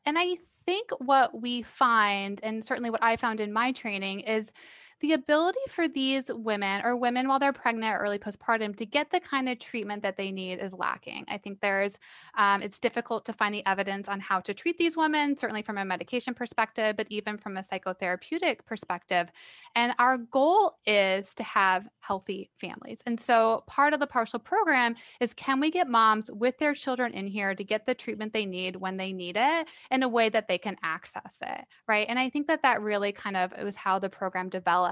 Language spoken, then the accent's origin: English; Iowa, United States; moved away as an adult; So I am actually from Iowa. I grew up there.